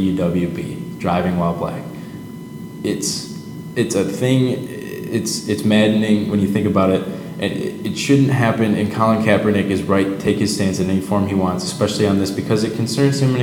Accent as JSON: {"language": "English", "town": "Livonia", "region": "Michigan", "country": "United States", "tie": "born or raised there", "said": "My experience growing up in Livonia is 96% white"}